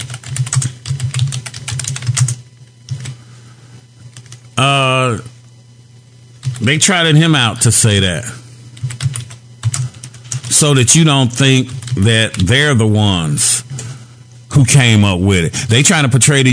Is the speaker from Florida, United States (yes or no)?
no; Gary, Indiana, United States; I'm from Gary, Indiana